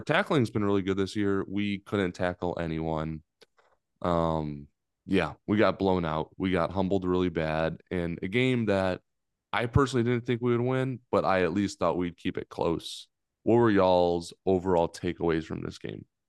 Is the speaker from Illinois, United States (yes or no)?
yes; Chicago, Illinois, United States; moved away as an adult; also born or lived in Lexington, Kentucky; I grew up in Chicago